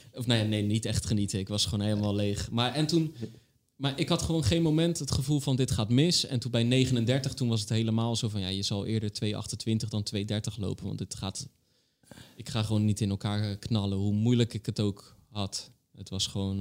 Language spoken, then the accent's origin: Dutch; Rotterdam, South Holland, Netherlands; ik ben een Rotterdammer